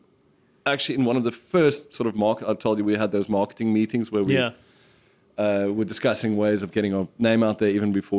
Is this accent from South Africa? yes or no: yes; South Africa; us as South African drinkers